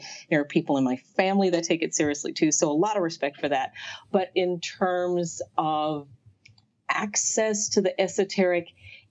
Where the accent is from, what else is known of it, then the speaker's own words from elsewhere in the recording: Memphis, Tennessee, United States; I was born in Memphis, Tennessee. {S0} Nice. {S1} So I'm a Southerner. Yeah. That's where I was born. Born and raised there.